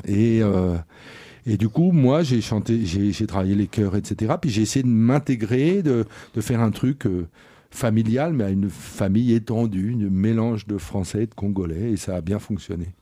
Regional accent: Boulogne-Billancourt, Île-de-France, France; je viens de la banlieue, euh, de la banlieue du 9-2, pour faire jeune. voilà, de la même ville que Bouba. Voilà, c'est ça que je peux dire. De Boulogne, Billancourt

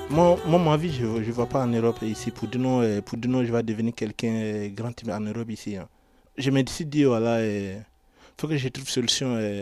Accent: Côte d’Ivoire; moved away as an adult; also born or lived in Italy; now in Paris, France; je viens de la Côte d'Ivoire

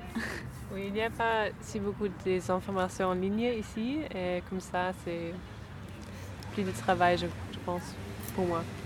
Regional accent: Berlin, Germany; French is a second language; moved away as an adult; now in Paris, France; on est de Berlin

